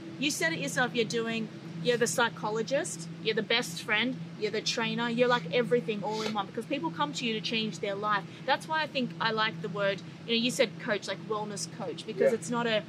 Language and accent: English; Australia; now in United States; I'm from Australia, born and raised.